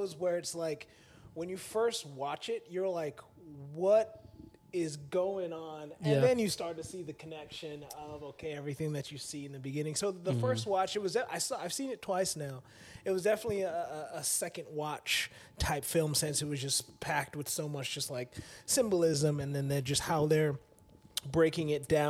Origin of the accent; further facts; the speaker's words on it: Georgia, United States; moved away as an adult; also born or lived in Orlando, Florida; I grew up in Georgia. I was here from like 12 to 19